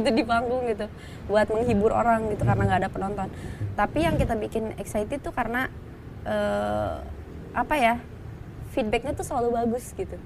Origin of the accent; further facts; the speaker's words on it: Garut, West Java, Indonesia; moved away as an adult; now in Jakarta, Indonesia; kita dari Garut yang pelosok